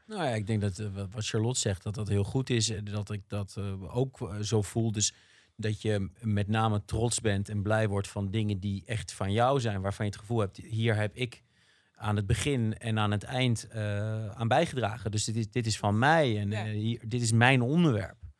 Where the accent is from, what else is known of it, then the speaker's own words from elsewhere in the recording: Rotterdam, South Holland, Netherlands; als Rotterdammer